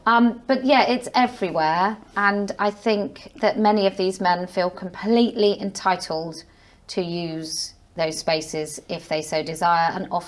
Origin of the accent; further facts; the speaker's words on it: Somerset, South West England, United Kingdom; moved away as an adult; also born or lived in Leeds / Bristol; now in Wiltshire, United Kingdom; I grew up in Somerset.